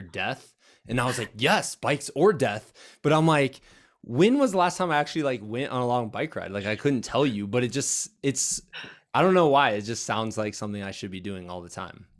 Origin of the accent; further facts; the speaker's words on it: United States; when I was growing up on the Mississippi River